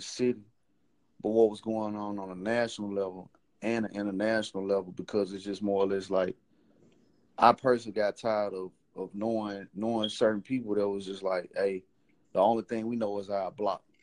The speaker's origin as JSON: {"language": "English", "town": "Memphis", "region": "Tennessee", "country": "United States", "tie": "born or raised there", "said": "I'm originally from Memphis"}